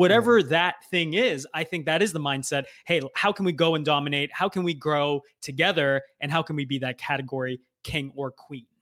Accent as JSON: {"language": "English", "country": "United States", "tie": "born or raised there", "also_born_or_lived": "Canada", "said": "I grew up in the U S"}